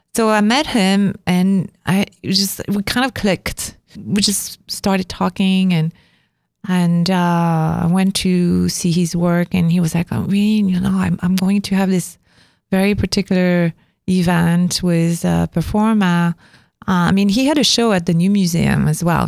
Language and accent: English; Avignon, Provence-Alpes-Côte d'Azur, France; moved away as an adult; now in New York, United States; because I come from Avignon